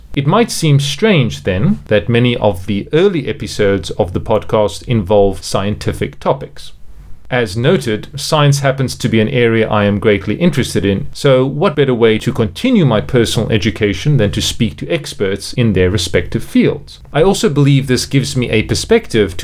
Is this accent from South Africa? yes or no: yes; Cape Town, Western Cape, South Africa; moved away as an adult; also born or lived in South Korea / France / United Arab Emirates; now in China; I am from Cape Town, South Africa, although I have lived and worked in a number of different countries, including South Korea, France, the United Arab Emirates, and most recently, China.